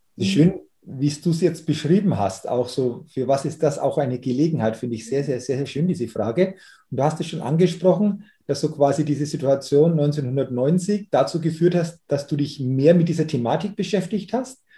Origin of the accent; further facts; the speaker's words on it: Middle Franconia, Bavaria, Germany; hier bei uns in Deutschland oder in Bayern oder in, in Mittelfranken